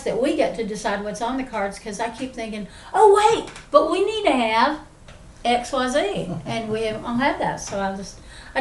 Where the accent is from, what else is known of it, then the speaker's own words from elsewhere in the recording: Appalachia, United States; we're Appalachian people